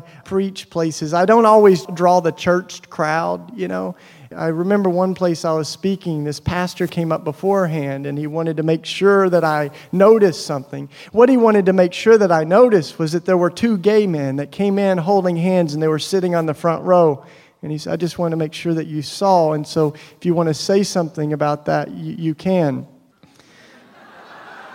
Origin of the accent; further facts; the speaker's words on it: East Tennessee, United States; I grew up in East Tennessee, you know, in the Bible Belt